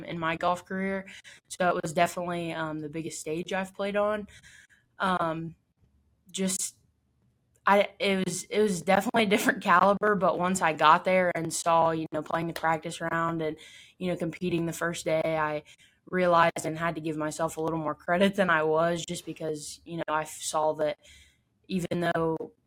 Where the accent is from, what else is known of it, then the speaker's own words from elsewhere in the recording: Findlay, Ohio, United States; my hometown, Findlay